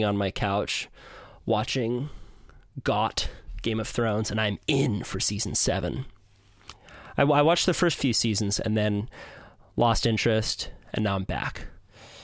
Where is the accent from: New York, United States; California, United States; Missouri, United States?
California, United States; Santa Cruz; growing up in Santa Cruz, the Santa Cruz surf